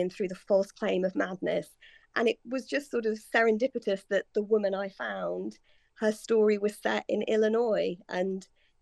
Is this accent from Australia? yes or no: no; United Kingdom; now in London, United Kingdom; I'm based in London and I'm British